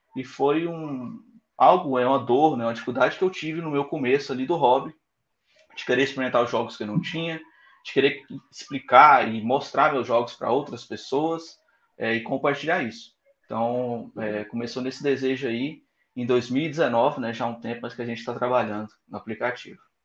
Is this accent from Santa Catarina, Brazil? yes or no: no; Goiânia, Goiás, Brazil; eu sou de Goiânia